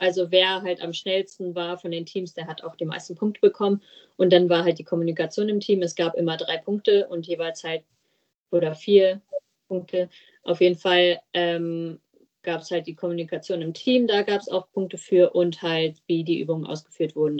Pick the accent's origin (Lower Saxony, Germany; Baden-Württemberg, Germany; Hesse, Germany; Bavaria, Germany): Lower Saxony, Germany; Steinla, Gemeinde Haferla; ich komme aus Steinla, das ist in der Gemeinde Haferla